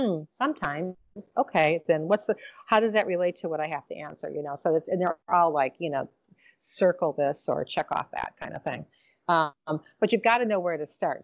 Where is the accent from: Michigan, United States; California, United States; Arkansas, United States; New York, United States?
Michigan, United States; Detroit; I'm from Motown